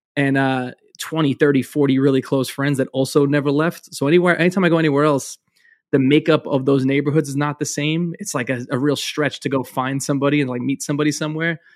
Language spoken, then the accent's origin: English; New York City, New York, United States; I'm from Brooklyn